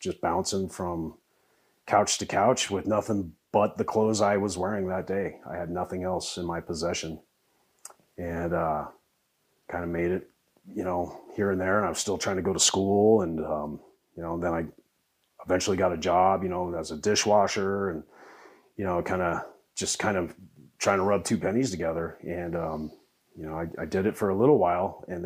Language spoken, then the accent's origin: English; Parker, Colorado, United States; also born or lived in Denver, Colorado; born and raised in Colorado. I was born in Denver way back when, back in the 1900s. And moved to Parker in 82